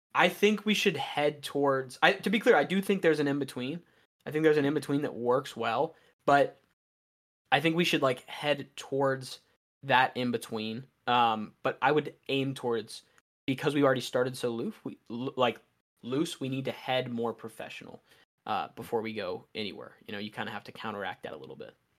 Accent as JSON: {"language": "English", "region": "Western Maryland", "country": "United States", "said": "I am from, like, Western Maryland, uh, so I am in, we get the most snowfall in Maryland"}